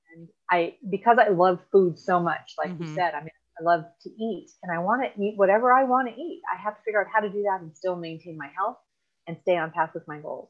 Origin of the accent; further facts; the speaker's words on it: the Valley, California, United States; now in Orange County, United States; I currently I live in Orange County. I grew up in the Valley with the rest of my siblings